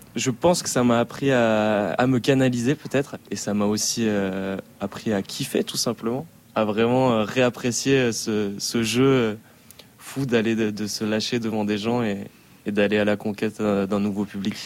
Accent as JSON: {"language": "French", "town": "Rion-des-Landes", "region": "Nouvelle-Aquitaine", "country": "France", "tie": "born or raised there", "also_born_or_lived": "Dax", "said": "je suis né à Dax, dans le sud-ouest de la France, et j'ai grandi à Rion-des-Landes, un petit village euh, dans les Landes"}